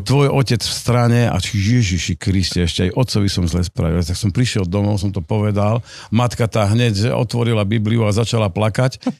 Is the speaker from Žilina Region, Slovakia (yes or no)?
no; Rimavská Sobota, Banská Bystrica Region, Slovakia; Dokonca som rodák z Rimavskej soboty a, a celý život, okrem 5 rokov v Bystrici, keď som študoval, tak eh, som, som v Rimavskej sobote